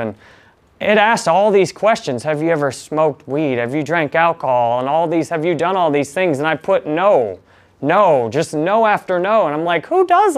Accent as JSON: {"language": "English", "town": "Detroit", "region": "Michigan", "country": "United States", "tie": "born or raised there", "said": "I was born in Michigan in near Detroit in 1984"}